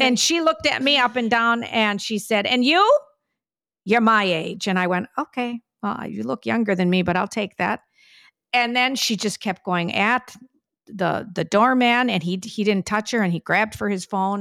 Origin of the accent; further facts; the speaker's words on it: Whitefish Bay, Wisconsin, United States; now in New York City, United States; growing up in Whitefish Bay, which was a more affluent area